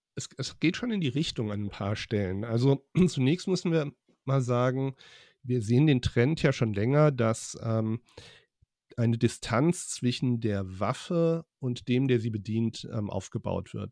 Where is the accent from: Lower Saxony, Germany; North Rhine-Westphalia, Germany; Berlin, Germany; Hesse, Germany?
Hesse, Germany; also born or lived in Frankfurt / Leipzig; als ähm, Hesse